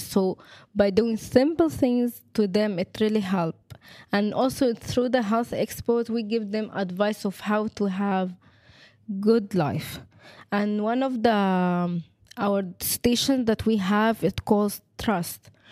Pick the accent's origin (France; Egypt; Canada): Egypt; now in Lebanon; I'm from Egypt.